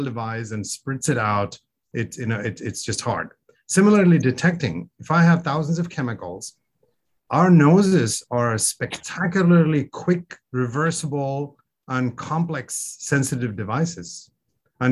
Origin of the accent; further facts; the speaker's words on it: India; moved away; I grew up in India